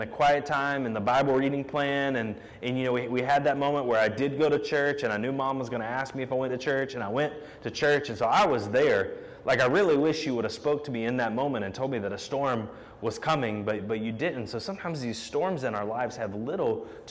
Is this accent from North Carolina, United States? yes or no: yes; Charlotte, North Carolina, United States; when I was a kid growing up in Charlotte